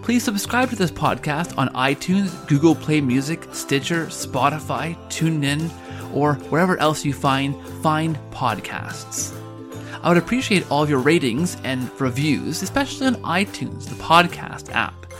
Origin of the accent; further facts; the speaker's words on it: Canada; one of the favorite Canadian pastimes is to claim anyone we can as Canadian